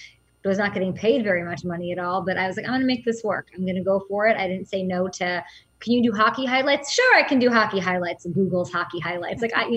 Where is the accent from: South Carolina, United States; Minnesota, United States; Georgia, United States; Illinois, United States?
Illinois, United States; Chicago; Yeah, I grew up in Chicago.